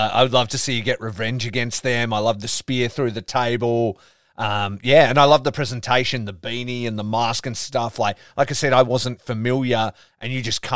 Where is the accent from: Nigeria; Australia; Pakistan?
Australia; being Australian